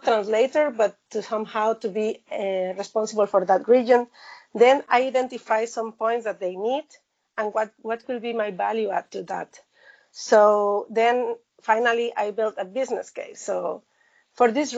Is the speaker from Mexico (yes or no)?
yes; Mexico; moved away as an adult; now in China; similar values as in my home country